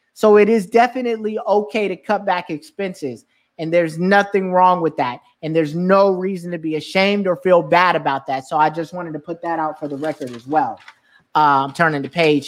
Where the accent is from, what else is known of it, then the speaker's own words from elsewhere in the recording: California, United States; now in New York, United States; I grew up in California